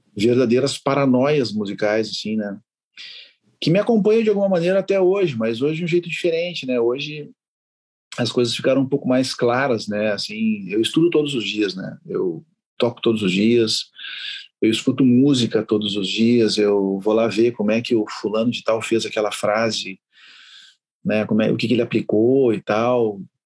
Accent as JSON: {"language": "Portuguese", "town": "Porto Alegre", "region": "Rio Grande do Sul", "country": "Brazil", "tie": "born or raised there", "also_born_or_lived": "Uruguay", "said": "eu nasci no Uruguai, né? Nasci na fronteira e, e eu vim para cá com minha mãe sozinho, para Porto Alegre"}